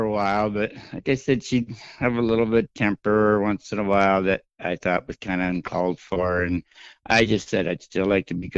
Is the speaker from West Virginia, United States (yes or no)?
no; Trail City, South Dakota, United States; moved away as an adult; also born or lived in Bismarck, North Dakota / Windham; I was born in Trail City, South Dakota, and I was there till I moved to Bismarck and went to college there